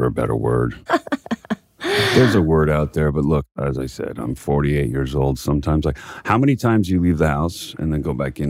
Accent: California, United States; also born or lived in New York; I'm a West Coast kid. I grew up in California.

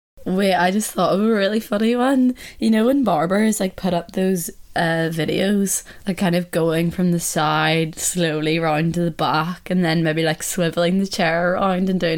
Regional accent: Ireland; accent: Irish; my Irish accent

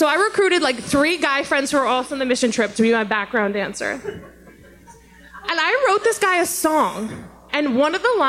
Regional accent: Colorado, United States; even though I'm from Colorado

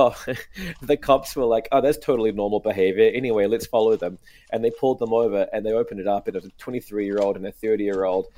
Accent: New Zealand; accent: New Zealand; my New Zealand accent

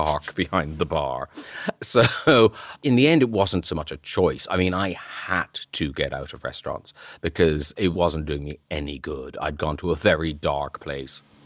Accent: Ireland; moved away; when I was from Ireland

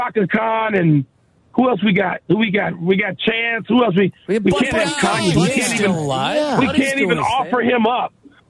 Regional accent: Chicago, Illinois, United States; moved away; when I was growing up in West Chatham

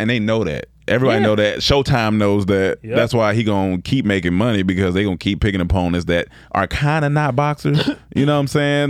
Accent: Germany; I'm from Germany.

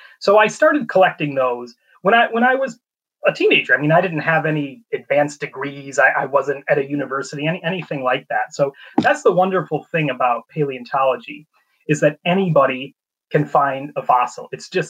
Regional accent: North Central Illinois, United States; moved away; North Central Illinois. So about an hour and a half south of Chicago

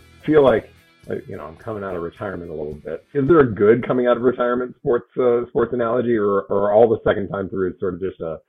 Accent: Beaverton, Oregon, United States; I'm a Sunset alum.

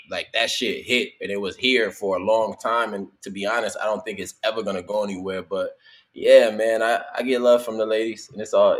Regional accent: Los Angeles, California, United States; moved away as an adult; now in New Orleans, United States; Born and raised in Cali. Born and raised in L.A., Ladera Heights. I live in New Orleans. I moved to New Orleans like, 4 years ago when I started working on the show. I'm currently in New Orleans.

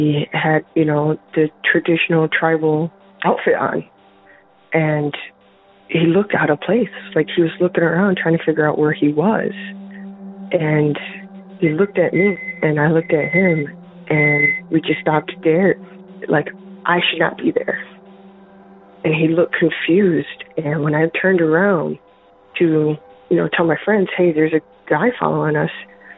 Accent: Rapid City, South Dakota, United States; now in Michigan, United States; I'm from Michigan. I'm calling in regards to episode 7, Sarah's comment about the Black Hills. I grew up in Rapid City.

